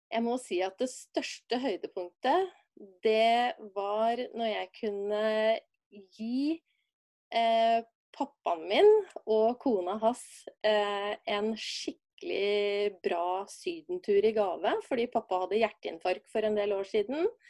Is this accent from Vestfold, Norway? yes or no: no; Brumunddal, Innlandet, Norway; Jeg er ei dame fra Brumunddal